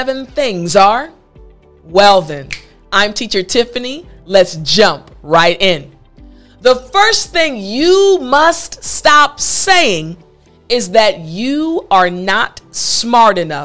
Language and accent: English; United States; also born or lived in South Korea; in America, there are so many different cultures